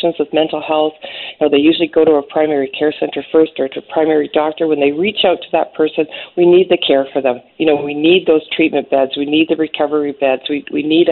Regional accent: the Kootenays, British Columbia, Canada; I'm from the Kootenays

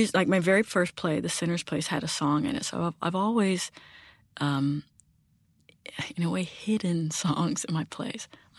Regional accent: Germany; Again, growing up in Germany, learning German, being fluent in German, big fan of Bertolt Brecht.

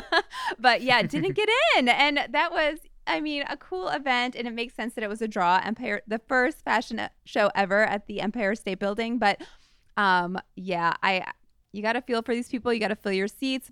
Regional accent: St. Louis, Missouri, United States; moved away; from my hometown of st louis

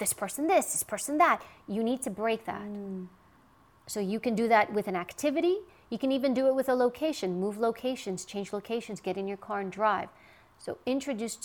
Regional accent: New York City, New York, United States; I grew up in New York and Queens

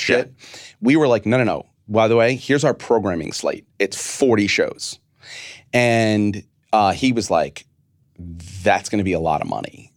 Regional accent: New York, United States; I'm a New Yorker

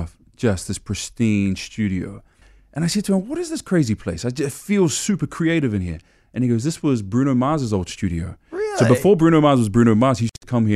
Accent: New Zealand; I'm from New Zealand.

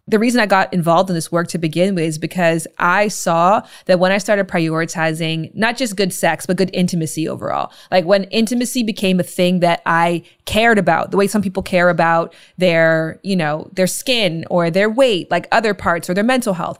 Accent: Toronto, Ontario, Canada; I'm from Canada and I'm from Ontario specifically, Toronto more specifically

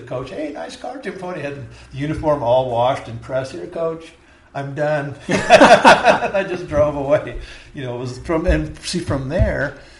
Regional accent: La Mirada, California, United States; also born or lived in East Los Angeles / Downey; played baseball, football, because we lived in La Mirada. That's where we ended up. We moved to Downey from East L.A. to Downey, then to La Mirada.

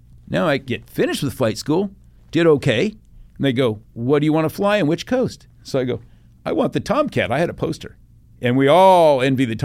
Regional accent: Pueblo, Colorado, United States; moved away as an adult; So I grew up in Pueblo

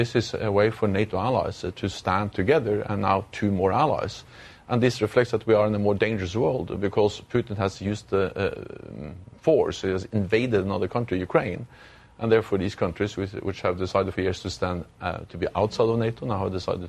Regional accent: Norway; I'm from Norway, and Norway is bordering Russia.

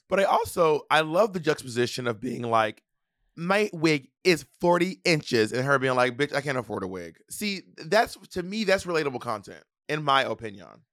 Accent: the South, United States; I'm Southern

